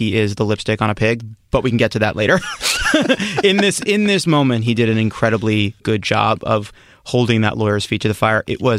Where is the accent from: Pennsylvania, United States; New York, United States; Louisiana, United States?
New York, United States; Syosset; I grew up in Woodbury, Syosset.